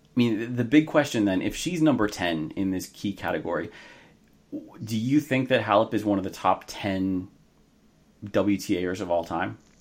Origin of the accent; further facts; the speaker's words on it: United States; I am an American